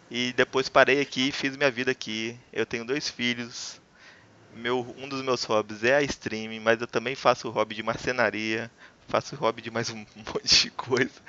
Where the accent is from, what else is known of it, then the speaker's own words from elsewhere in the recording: Varginha, Minas Gerais, Brazil; also born or lived in Brasília; now in Juiz de Fora, Brazil; Eu sou aqui de Juiz de Fora. Eu não nasci aqui, eu sou de Varginha.